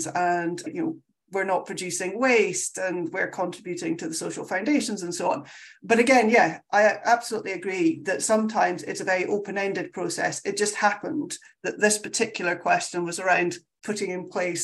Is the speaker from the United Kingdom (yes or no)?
yes; Scotland, United Kingdom; I'm Scottish. We talk very fast